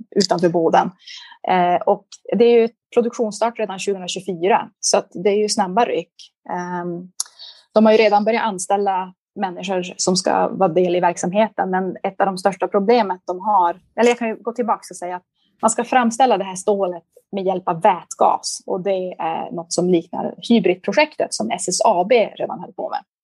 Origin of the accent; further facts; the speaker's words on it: Liberia; born there; Och när de flyttade till Liberia så var min mamma gravid med mig. Så jag föddes i Liberia eh